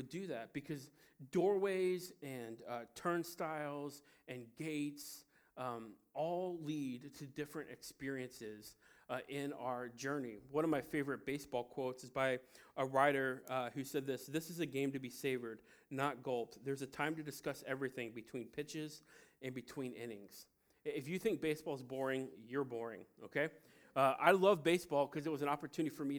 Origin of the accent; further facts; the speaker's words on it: Cincinnati, Ohio, United States; I'm from Cincinnati, Ohio, the birthplace of baseball